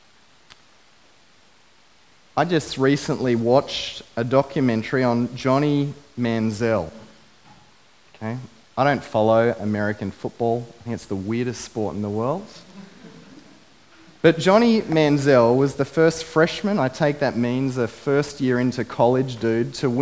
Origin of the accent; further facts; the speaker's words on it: Biloela, Queensland, Australia; I grew up in Biloela, a beautiful country town